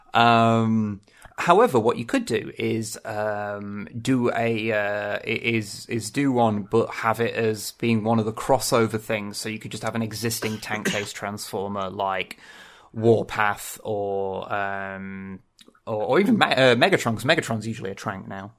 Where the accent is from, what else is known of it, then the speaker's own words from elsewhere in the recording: England, United Kingdom; I'm English